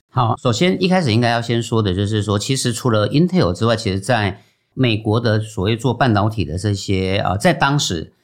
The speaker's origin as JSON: {"language": "Chinese", "country": "Taiwan", "said": "我们是台湾人嘛，那可能那时候都比较乖一点"}